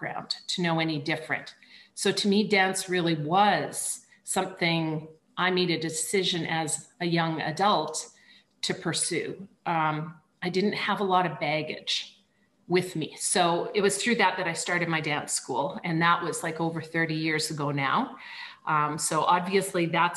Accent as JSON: {"language": "English", "town": "Banff", "region": "Alberta", "country": "Canada", "tie": "born or raised there", "moved": "yes", "said": "I'm from Canada and I grew up in a very small ski town called Banff"}